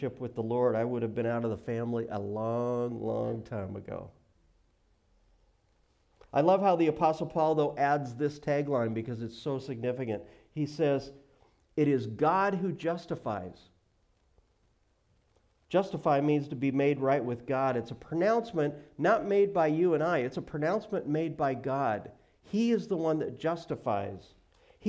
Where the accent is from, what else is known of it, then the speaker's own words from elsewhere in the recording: Billings, Montana, United States; moved away; I grew up in Billings, Montana.